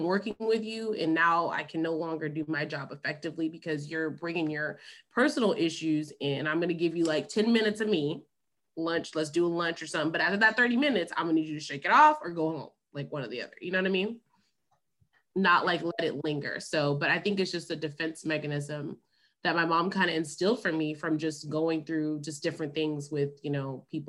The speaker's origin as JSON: {"language": "English", "town": "Memphis", "region": "Tennessee", "country": "United States", "lives_now": "Dallas, United States", "said": "Actually from Memphis. So I was born in Memphis, Tennessee. And then I moved to Dallas for the third time about 6 years ago. I've lived here three different times."}